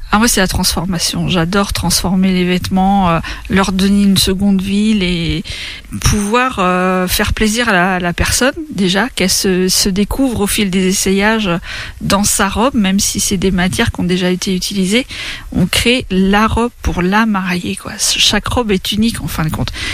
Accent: Craon, Pays de la Loire, France; also born or lived in Laval; je suis originaire de Cran, j'habite à bouchon les donc pas très loin

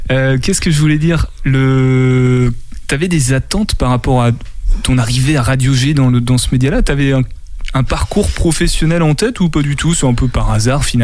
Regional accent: Châteaubriant, Pays de la Loire, France; born there; Quand je suis né, je suis né à Châteaubriand

